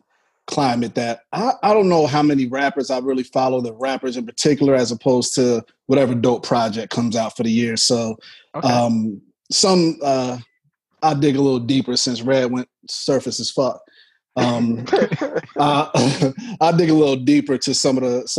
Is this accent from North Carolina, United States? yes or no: yes; North Carolina, United States; I'm from North Carolina